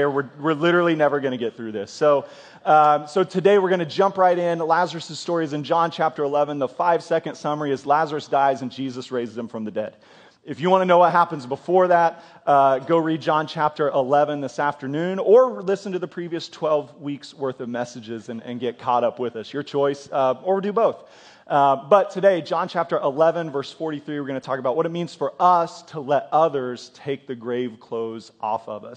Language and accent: English; United States; as American Christians